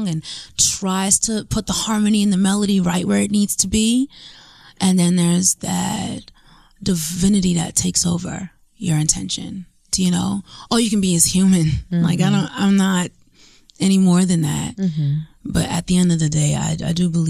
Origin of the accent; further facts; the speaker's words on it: New York, United States; I'm from New York.